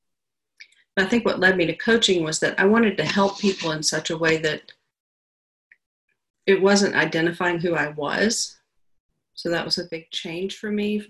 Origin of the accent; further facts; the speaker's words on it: Georgia, United States; also born or lived in Alabama / Atlanta; I'm from the South. I was born in Alabama and my family moved to Georgia when I was 7 or 8, I think. I started fourth grade here. And I grew up in a pretty small town.